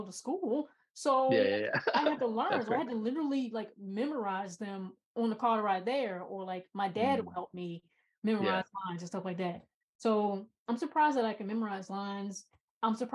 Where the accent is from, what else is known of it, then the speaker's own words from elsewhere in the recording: United States; being an American